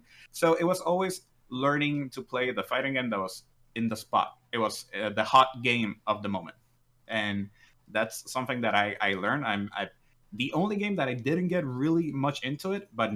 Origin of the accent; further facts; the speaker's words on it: Puerto Rico; I am from Puerto Rico, so it allows me to do it in Spanish and in English